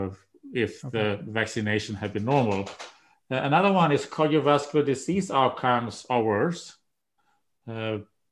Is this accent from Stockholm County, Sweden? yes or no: no; Umeå, Västerbotten County, Sweden; moved away as an adult; also born or lived in Washington, D.C. / Maryland; now in United States; that's my hometown too